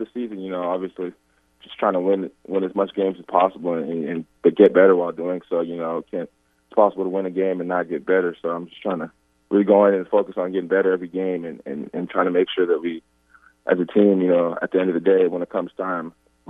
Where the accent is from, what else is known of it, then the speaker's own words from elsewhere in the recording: San Antonio, Texas, United States; I'm from San Antonio. The Spurs were not my favorite team, so I wasn't really a Spurs fan growing up.